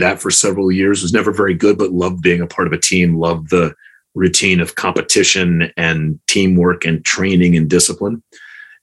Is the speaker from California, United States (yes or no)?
no; Chapel Hill, North Carolina, United States; I grew up in Chapel Hill, North Carolina, back when Chapel Hill was a one high school town